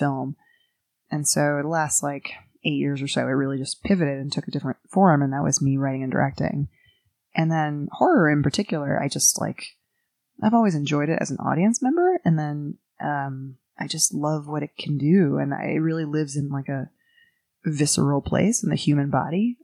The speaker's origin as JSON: {"language": "English", "town": "New York City", "region": "New York", "country": "United States", "tie": "born or raised there", "said": "I grew up in Greenwich Village, New York City"}